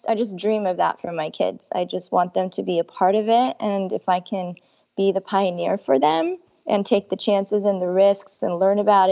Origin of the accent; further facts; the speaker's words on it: California, United States; I was born and raised in California